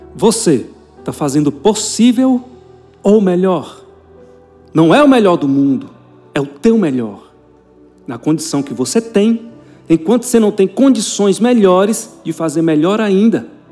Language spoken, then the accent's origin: Portuguese; Goiás, Brazil; eu, como sou goiano, filho de goiano